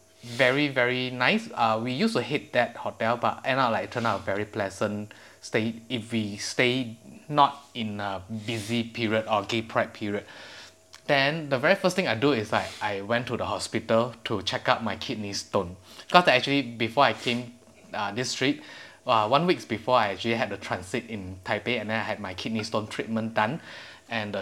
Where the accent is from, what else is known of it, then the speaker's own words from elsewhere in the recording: Malaysia; me as a Malaysian